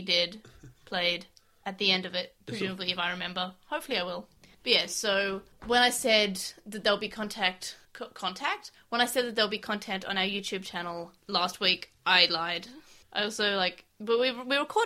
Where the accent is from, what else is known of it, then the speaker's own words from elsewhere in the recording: Australia; We're from Australia